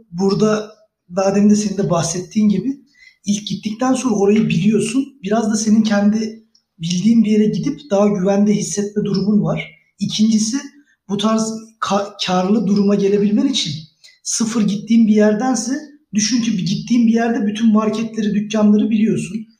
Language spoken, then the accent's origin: Turkish; Bursa, Turkey; e, Bursa doğumlu büyümeyim. Aslen Erzurumluyuz.